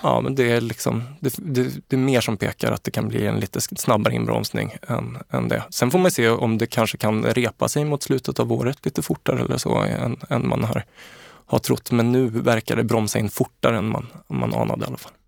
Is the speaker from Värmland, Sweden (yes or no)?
yes; Karlstad, Värmland, Sweden; jag är uppvuxen i Karlstad